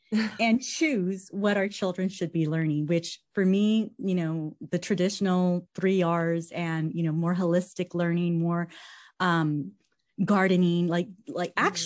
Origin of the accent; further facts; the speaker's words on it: California, United States; now in Idaho, United States; And I came from California, I came to Idaho.